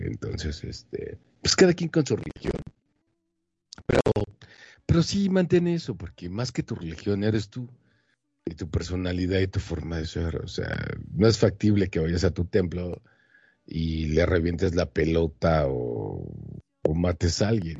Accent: Monterrey, Nuevo León, Mexico; como mexicano de Monterrey, Nuevo León

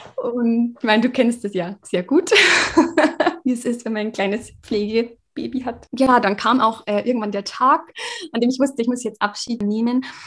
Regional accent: Regensburg, Bavaria, Germany; Ich komme aus Regensburg

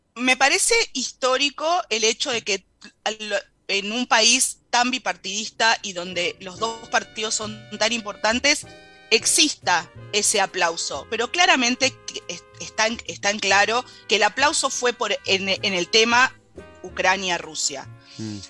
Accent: Argentina; Para nosotros como argentinos

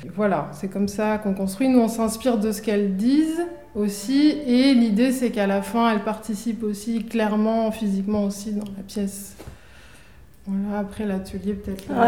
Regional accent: Ivry-sur-Seine, Île-de-France, France; j'ai grandi à Ivry-sur-Seine, dans une cité

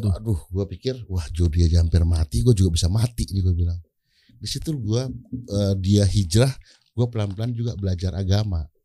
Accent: Aceh, Indonesia; Gue bilang, gue ini orang Aceh, orang harus tahu gue orang Aceh, gue harus buka makanan Aceh.

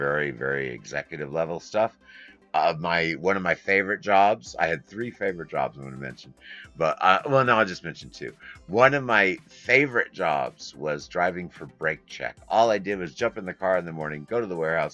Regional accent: Midwest, United States; also born or lived in New York; I was born in New York, went from New York to the Midwest. Went to school.

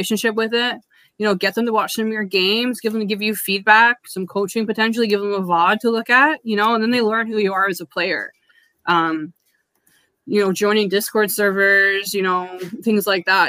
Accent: Canada; I'm Canadian

